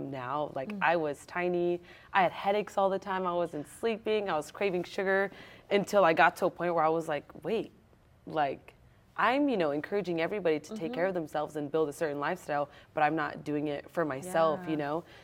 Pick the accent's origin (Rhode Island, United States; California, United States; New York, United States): California, United States; San Jose; I'm born and raised in San Jose